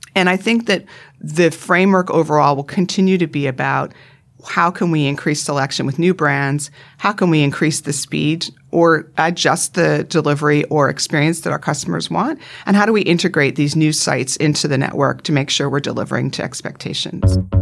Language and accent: English; Vancouver Island, British Columbia, Canada; accent: North American; moved away as an adult; also born or lived in United States; now in Sydney, Australia; I grew up, my parents are still in, on Vancouver Island in Canada.